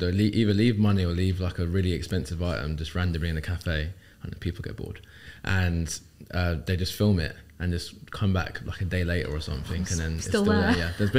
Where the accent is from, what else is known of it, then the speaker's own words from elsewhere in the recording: London, United Kingdom; moved away as an adult; now in Dubai, United Arab Emirates; I think growing up in London